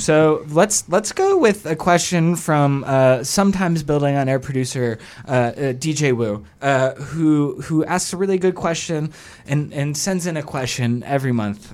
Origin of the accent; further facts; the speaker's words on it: Atlanta, Georgia, United States; now in Chicago, United States; I'm originally from Atlanta